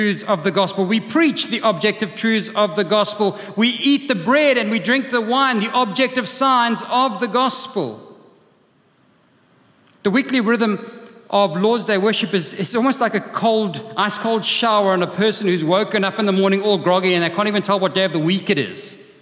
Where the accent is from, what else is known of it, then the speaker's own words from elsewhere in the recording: Durban, KwaZulu-Natal, South Africa; When I was growing up in Durban, in our house, we had a view of the sea from my bedroom